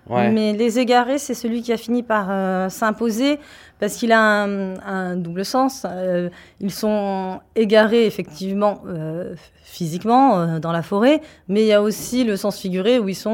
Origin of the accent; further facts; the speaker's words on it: Paris, Île-de-France, France; De Paris. je suis de Paris.